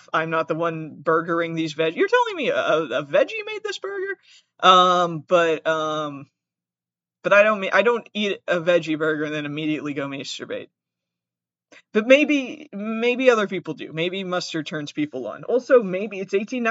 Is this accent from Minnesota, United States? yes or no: no; Massachusetts, United States; I have an accent. I'm from Massachusetts.